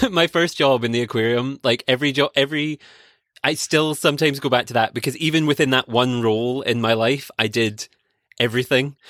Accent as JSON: {"language": "English", "region": "Scotland", "country": "United Kingdom", "tie": "born or raised there", "said": "I grew up in Scotland"}